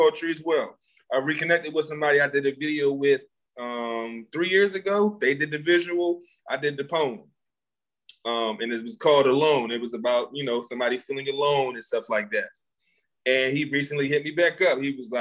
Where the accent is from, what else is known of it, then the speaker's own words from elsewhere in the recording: Philadelphia, Pennsylvania, United States; I'm from Philly. I do websites